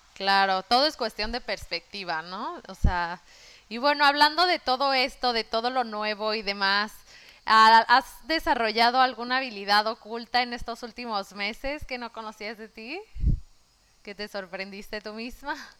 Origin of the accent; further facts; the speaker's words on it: Mexico; moved away as an adult; now in Melbourne, Australia; de México